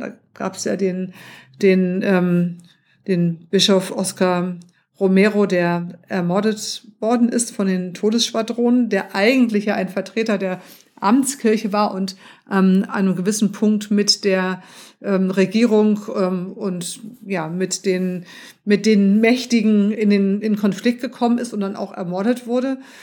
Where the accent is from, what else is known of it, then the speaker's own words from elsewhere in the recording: Hamburg, Germany; ich bin ja in, in Hamburg aufgewachsen